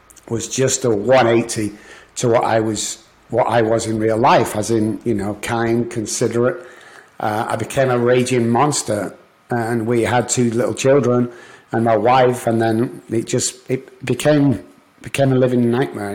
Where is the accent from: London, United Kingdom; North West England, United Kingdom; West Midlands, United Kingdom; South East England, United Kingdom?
North West England, United Kingdom; Manchester; moved away as an adult; also born or lived in Liverpool; now in United States; I'm from Manchester, England